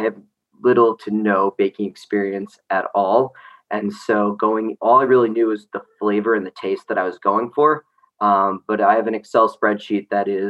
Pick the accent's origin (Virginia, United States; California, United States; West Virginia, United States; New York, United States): New York, United States; moved away as an adult; also born or lived in Chicago; now in Chapel Hill, United States; I'm originally from New York, so grew up eating bagels every single day